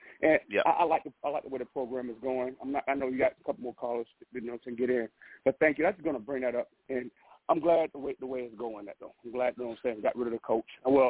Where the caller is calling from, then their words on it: Seattle, Washington, United States; I'm actually calling from Seattle, man. I'm in the military, so I'm stationed out here somewhere, you know.